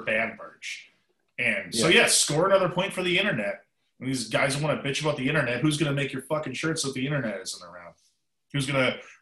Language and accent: English; Canada; I'm Canadian